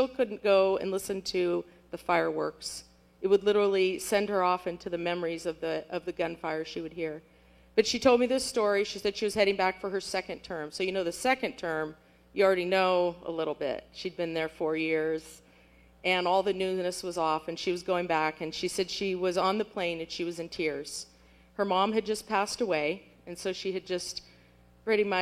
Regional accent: French Camp, California, United States; moved away as an adult; now in Angola; I grew up in French Camp.

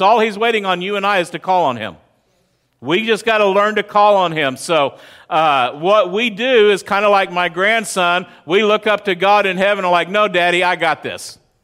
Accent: West Texas, United States; moved away; I grew up in West Texas. I grew up in the desert.

